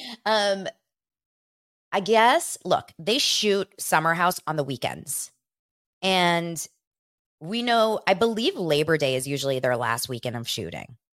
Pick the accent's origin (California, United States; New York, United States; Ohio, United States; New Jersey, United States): California, United States; Los Angeles; born or raised there